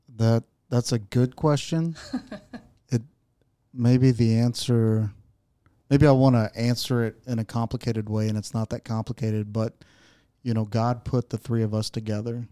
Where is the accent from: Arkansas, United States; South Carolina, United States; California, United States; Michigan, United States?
Arkansas, United States; Searcy; also born or lived in Texas / Oklahoma; I'm I'm from, born and raised in Searcy.